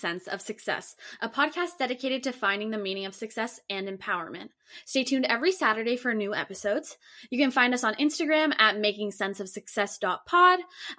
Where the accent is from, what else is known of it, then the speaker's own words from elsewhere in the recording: Ottawa, Ontario, Canada; I'm actually from Ottawa